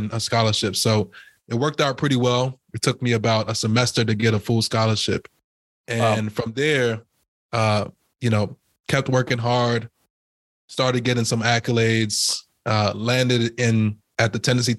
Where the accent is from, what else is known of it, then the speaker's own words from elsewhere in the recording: Trinidad & Tobago; now in United States; I was born in Trinidad as well. My mom and dad is from Trinidad